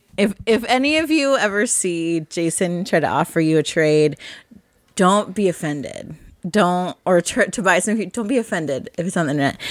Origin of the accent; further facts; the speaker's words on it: Midwest, United States; Midwest farm girl rural kind of person I am